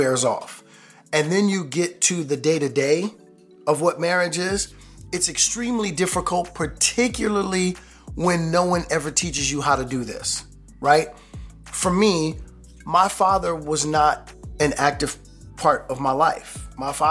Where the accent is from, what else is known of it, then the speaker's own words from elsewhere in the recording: New York, United States; I'm from New York